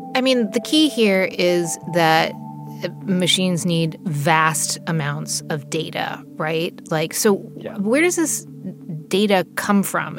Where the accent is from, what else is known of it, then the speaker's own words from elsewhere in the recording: New Jersey, United States; I grew up in New Jersey